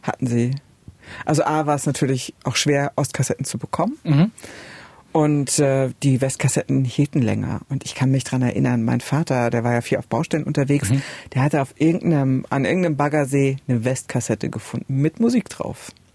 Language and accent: German; Oebisfelde, Saxony-Anhalt, Germany; bei uns in Übisfelde nicht so viel los war